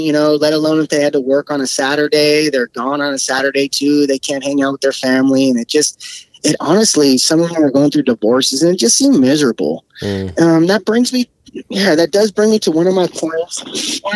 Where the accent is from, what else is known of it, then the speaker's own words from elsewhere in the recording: Bay Area, California, United States; moved away as an adult; now in Sacramento area, United States; I grew up in the Bay Area. That's where I grew up